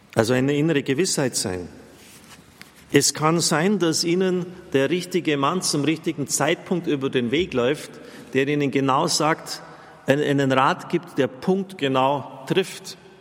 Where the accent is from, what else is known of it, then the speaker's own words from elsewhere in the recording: near Maria Vesperbild, Bavaria, Germany; ich bin in der Nähe von Maria Vesperbild aufgewachsen